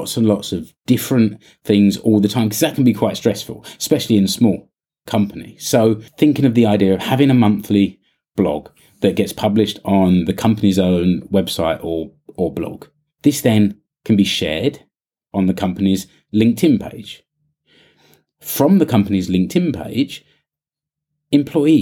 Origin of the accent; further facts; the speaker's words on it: United Kingdom; now in Finland; I'm British